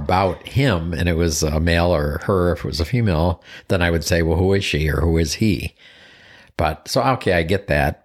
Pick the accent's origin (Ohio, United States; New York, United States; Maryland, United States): New York, United States; Buffalo; moved away; So I grew up in Buffalo, New York